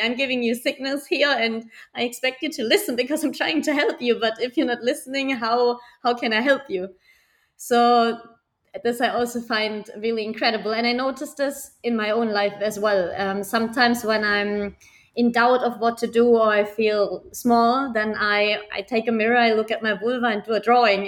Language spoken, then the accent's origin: English; Germany; now in Barcelona, Spain; I'm from Germany. I live in the beautiful city of Barcelona currently